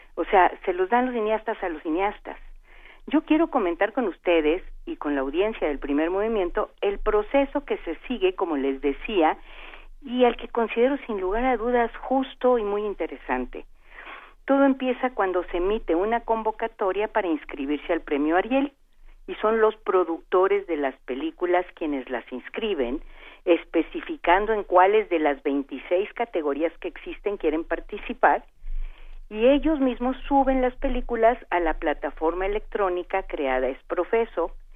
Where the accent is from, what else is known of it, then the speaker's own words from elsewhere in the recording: Veracruz, Mexico; con esas cosas nací porque soy de Veracruz